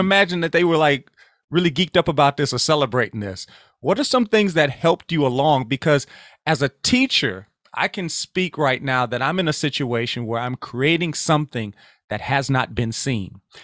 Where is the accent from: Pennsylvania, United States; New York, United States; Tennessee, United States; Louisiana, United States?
Louisiana, United States; moved away; I'm originally from Louisiana